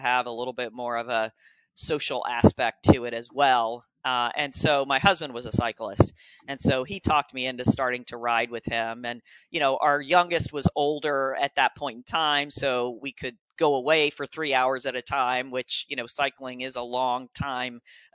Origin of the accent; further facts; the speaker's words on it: Florida, United States; moved away as an adult; now in Columbus, United States; I'm in Columbus, Ohio now, but I grew up in Florida